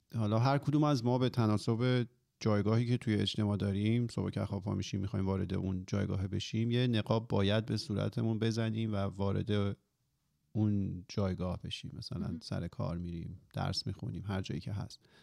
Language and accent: Persian; Iran; ماهایی که حالا توی جمهوری اسلامی به دنیا اومدیم و بزرگ شدیم